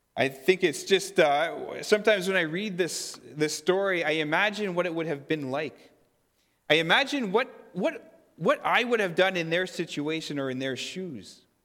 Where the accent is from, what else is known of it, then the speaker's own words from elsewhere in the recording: Fisher River Cree Nation, Manitoba, Canada; now in Kleefeld, Canada; I'm from Fisher River Cree Nation